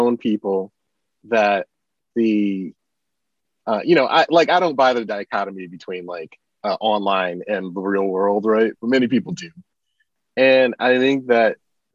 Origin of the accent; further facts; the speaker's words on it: Michigan, United States; I'm from Michigan